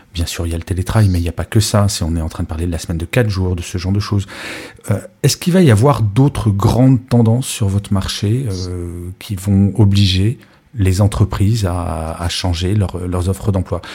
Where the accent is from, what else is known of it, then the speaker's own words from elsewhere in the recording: France; en tant que Français